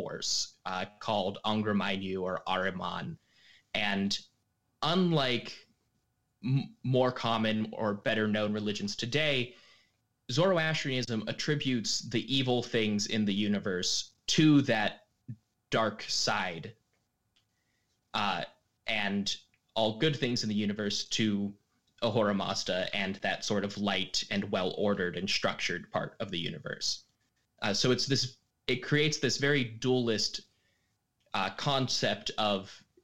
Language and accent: English; Pittsburgh, Pennsylvania, United States; now in St. Louis, United States; I'm originally from Pittsburgh, Pennsylvania, but I am currently in St. Louis, Missouri